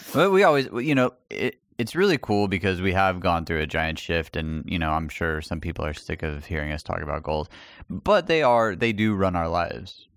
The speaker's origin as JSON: {"language": "English", "town": "El Paso", "region": "Texas", "country": "United States", "tie": "born or raised there", "moved": "yes", "said": "my hometown"}